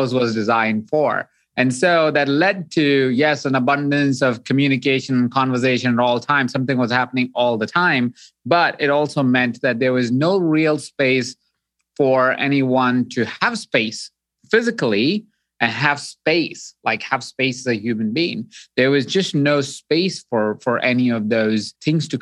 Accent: Jaipur, Rajasthan, India; So I grew up in Jaipur, India

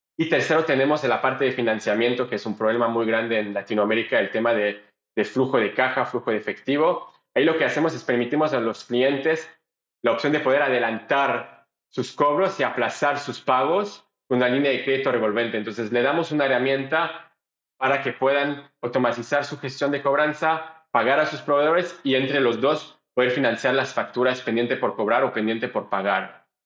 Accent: Belgium; Spanish is a second language; moved away as an adult; also born or lived in Boston, United States / Panama / Israel / Colombia; now in Mexico; mi familia se mudó de Bélgica a Israel

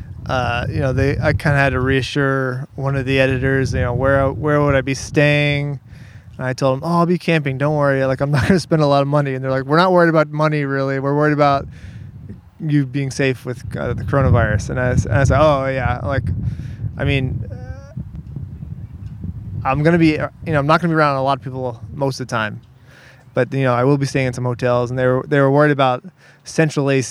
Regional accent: Orlando, Florida, United States; moved away; also born or lived in Mississippi; I grew up in Orlando

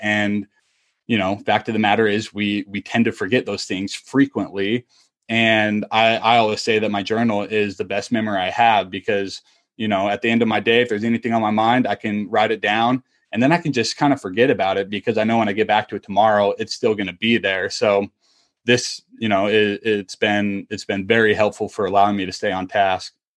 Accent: Utah, United States; moved away as an adult; also born or lived in Kentucky / Tampa; I am originally from Utah

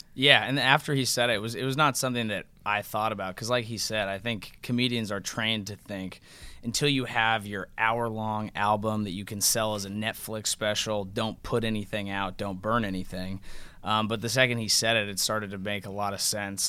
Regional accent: Bay Area, California, United States; we're all from the Bay Area

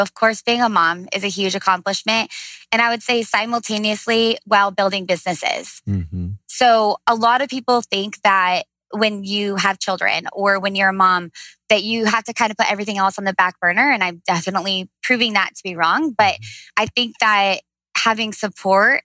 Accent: Leo-Cedarville, Indiana, United States; also born or lived in Nashville, Tennessee; Fort Wayne, Indiana. Actually, a little city right outside of Fort Wayne called Leo Cedarville

